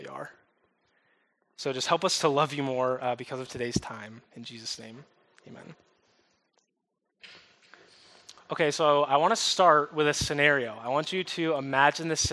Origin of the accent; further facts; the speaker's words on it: upstate New York, United States; moved away; also born or lived in the South (US); moved to upstate New York when I was 2, so I'm kind of a New York kid. We moved from the South